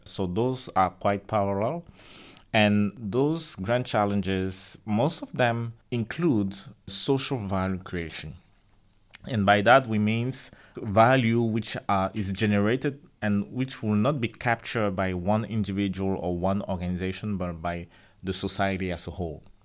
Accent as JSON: {"language": "English", "country": "Cameroon", "tie": "born or raised there", "moved": "yes", "said": "I was born in Africa, in Cameroon"}